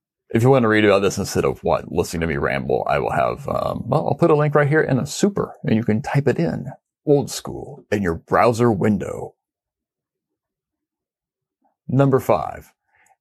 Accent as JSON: {"language": "English", "town": "Independence", "region": "Missouri", "country": "United States", "tie": "born or raised there", "said": "I'm from Independence, which is a suburb of Kansas City, the home of the 33rd President of the United States, Harry S. Truman. I grew up literally about 8 miles down the highway from Arrowhead Stadium"}